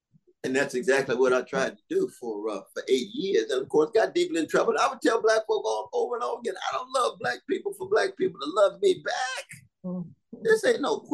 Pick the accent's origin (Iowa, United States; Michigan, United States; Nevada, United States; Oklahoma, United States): Oklahoma, United States; Tulsa; I was born in Tulsa, Oklahoma